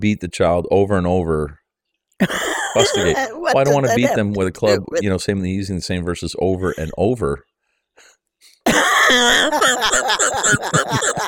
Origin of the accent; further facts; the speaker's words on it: Canada; I'm a Canadian